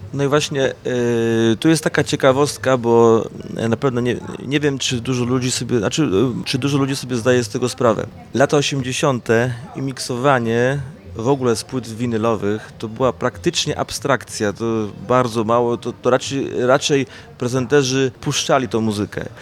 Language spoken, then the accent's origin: Polish; Zielona Góra, Lubusz Voivodeship, Poland; also born or lived in Bytom Odrzański; ja pochodzę z Zielonej Góry